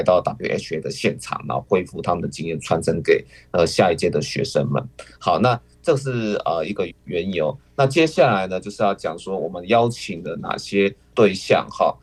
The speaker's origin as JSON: {"language": "Chinese", "country": "Taiwan", "said": "我们台湾人的想法"}